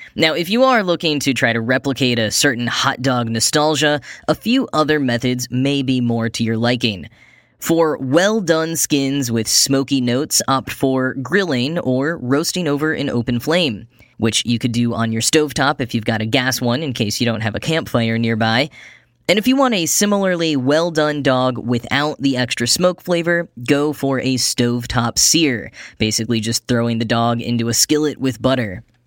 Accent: Texas, United States; my home state of Texas

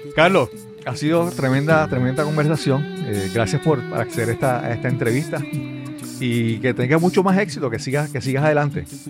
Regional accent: Puerto Rico; hablando como puertorriqueño

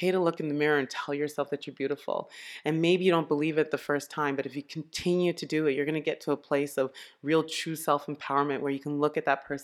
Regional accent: Montreal, Quebec, Canada; also born or lived in Ottawa, Canada; I was born in Ottawa. We moved to Montreal in 1978.

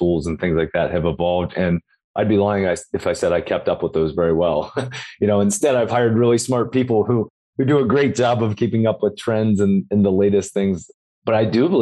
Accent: Cincinnati, Ohio, United States; I'm from Cincinnati, Ohio

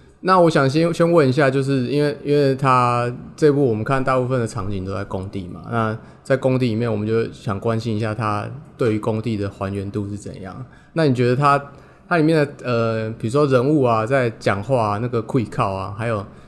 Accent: Taiwan; 但其实我们台湾人其实有时候分不太清楚

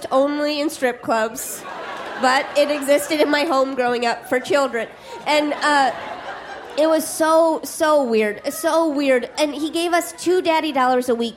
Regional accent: Midwest, United States; I'm from the Midwest

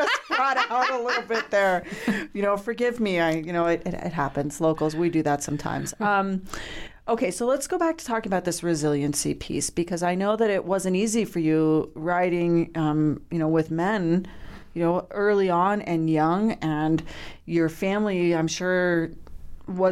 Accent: Lyons, Colorado, United States; I grew up in Lyons

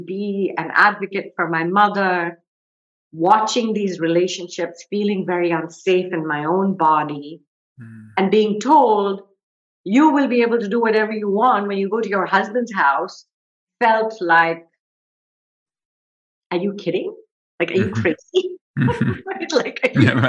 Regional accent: Kolkata, West Bengal, India; I grew up in India. I grew up in Calcutta, which is now called Kolkata.

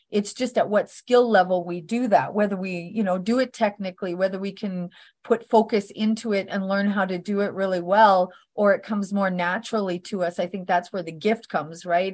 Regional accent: Northern Alberta, Canada; I was born in Northern Alberta, Canada

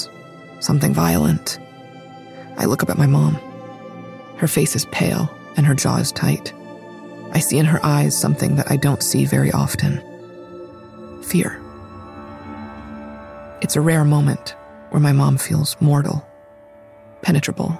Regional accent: New York, United States; Growing up in New York

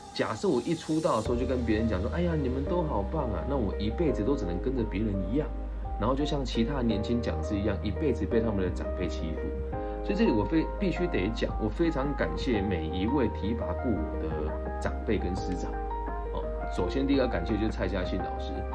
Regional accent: Changhua County, Taiwan; moved away as an adult; also born or lived in Taichung; 我今年好不容易回到了家乡彰化县政府来做青年咨询委员

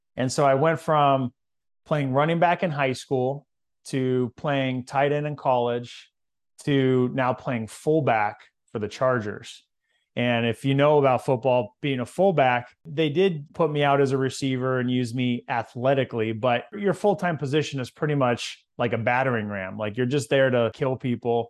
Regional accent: Visalia, California, United States; So, I'm from California, and there's a lot of big cities there, but in central California, there's a little town called Visalia

